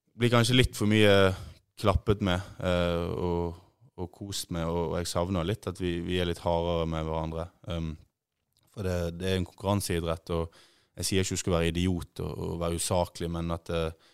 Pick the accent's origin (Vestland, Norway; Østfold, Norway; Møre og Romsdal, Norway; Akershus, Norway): Vestland, Norway; Bergen; moved away; also born or lived in Ålesund; Født i Ålesund, oppvokst i Bergen